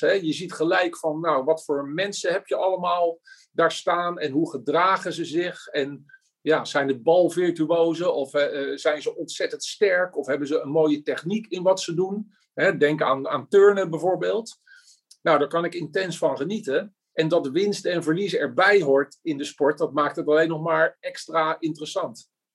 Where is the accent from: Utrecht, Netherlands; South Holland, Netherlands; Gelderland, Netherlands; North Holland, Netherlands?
South Holland, Netherlands; Voorburg; moved away as an adult; now in Oegstgeest, Netherlands; van origine kom ik uit Voorburg, randje Den Haag